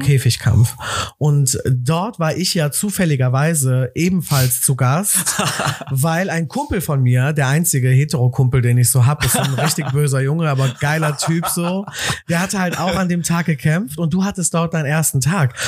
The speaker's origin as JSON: {"language": "German", "town": "Cologne", "region": "North Rhine-Westphalia", "country": "Germany", "tie": "born or raised there", "also_born_or_lived": "Amsterdam", "said": "ich bin in Köln groß geworden"}